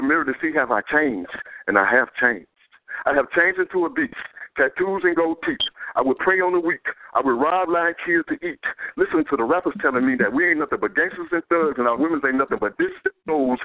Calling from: Louisiana, United States; I'm calling from Louisiana

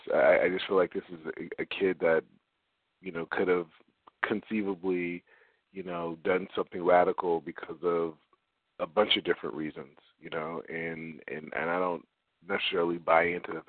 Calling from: Los Angeles, California, United States; I'm calling from Los Angeles, California.

